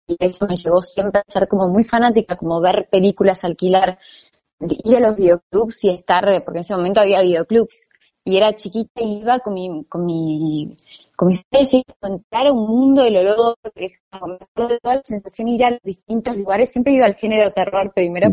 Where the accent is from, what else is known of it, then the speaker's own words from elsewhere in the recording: Buenos Aires, Argentina; soy argentina, nací acá, pero soy segunda generación croata